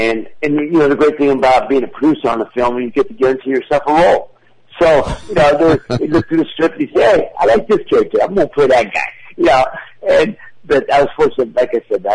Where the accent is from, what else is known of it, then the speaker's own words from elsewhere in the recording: Youngstown, Ohio, United States; here in my hometown of Youngstown